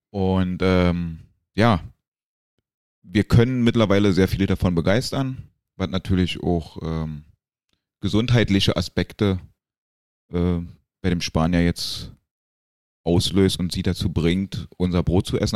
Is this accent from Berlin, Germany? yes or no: yes; Berlin, Germany; moved away as an adult; now in Gran Canaria, Spain; wie man ja hört, Berlin Geburtsstadt. In dem schönen Bezirk Köpenick, den ja mittlerweile jeder kennt